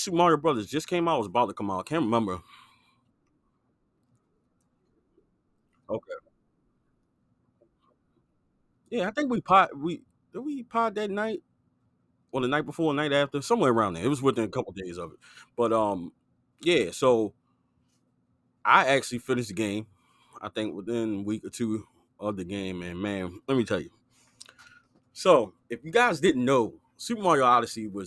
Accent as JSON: {"language": "English", "region": "Maryland", "country": "United States", "said": "we're from Maryland"}